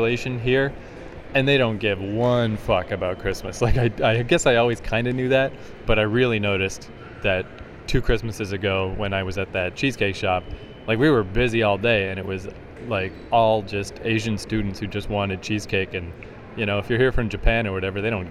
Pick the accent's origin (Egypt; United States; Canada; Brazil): Canada; I'm Canadian